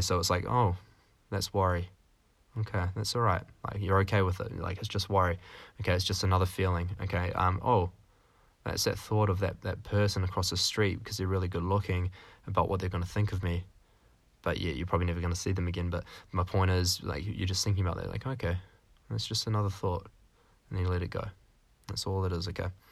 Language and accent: English; New Zealand; now in Canada; I'm a little New Zealander, so that's why I'm a Kiwi